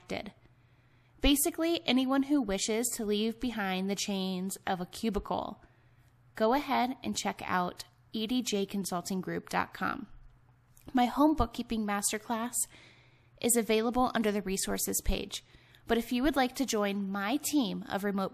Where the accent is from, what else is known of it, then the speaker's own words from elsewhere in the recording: Ohio, United States; moved away as an adult; also born or lived in Salt Lake City, Utah; now in Nevada, United States; I'm from Ohio.